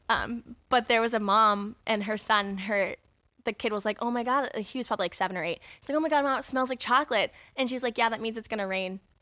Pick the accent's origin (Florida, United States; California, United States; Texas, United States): California, United States; my hometown